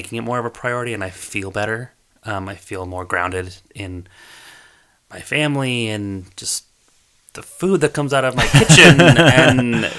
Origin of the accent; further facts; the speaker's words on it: Pueblo, Colorado, United States; I grew up in Pueblo, that's where I went to high school